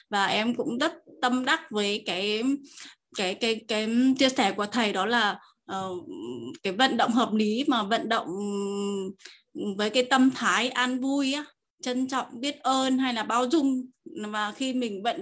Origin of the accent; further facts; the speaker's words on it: Tuyên Quang, Vietnam; em đến từ Tuyên Quang Năm nay em 20 tuổi.